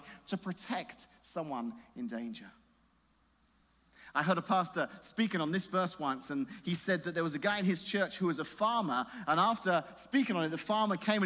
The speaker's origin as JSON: {"language": "English", "region": "England", "country": "United Kingdom", "moved": "yes", "said": "I'm just English"}